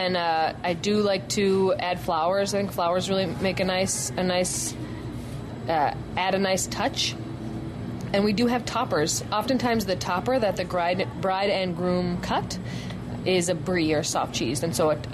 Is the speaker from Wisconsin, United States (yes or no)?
yes; Wisconsin, United States; I'm from Wisconsin